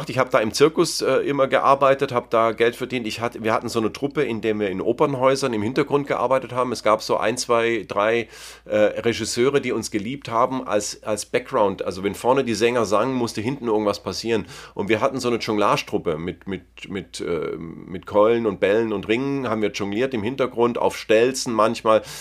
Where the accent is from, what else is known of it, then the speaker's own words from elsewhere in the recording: Southern Germany, Germany; es gibt in jedem kleinen Kaff in Süddeutschland, wo ich herkomme, gibt es irgendeinen Weltmarktführer für irgendwas.